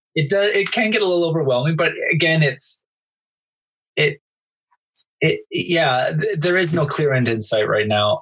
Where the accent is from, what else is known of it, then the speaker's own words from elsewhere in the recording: Canada; I'm not American, I'm Canadian